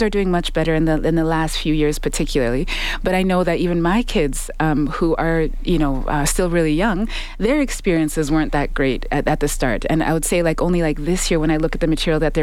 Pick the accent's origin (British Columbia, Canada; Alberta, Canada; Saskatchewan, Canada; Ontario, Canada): Saskatchewan, Canada; Saskatoon; moved away as an adult; also born or lived in Uganda; now in Edmonton, Canada; I was born in Uganda, and I grew up in Saskatoon, Saskatchewan, and I ended up in Edmonton